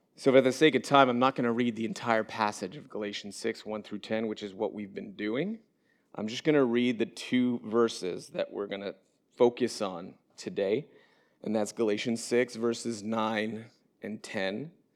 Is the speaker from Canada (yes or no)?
yes; Montreal, Quebec, Canada; moved away as an adult; now in Orlando, United States; we moved down here from Montreal, Quebec, which is my um, where I was born and where I was raised.